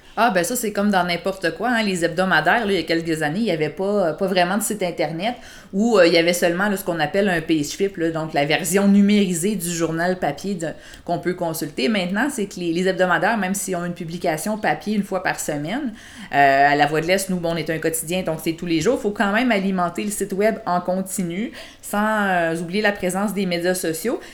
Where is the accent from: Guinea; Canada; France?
Canada; Quebec City, Quebec; moved away as an adult; also born or lived in Sainte-Julie; now in Granby, Canada; je viens de Québec